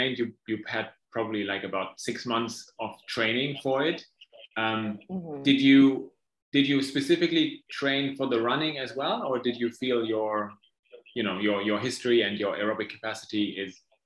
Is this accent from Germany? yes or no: yes; Germany; now in Asia; I'm from Germany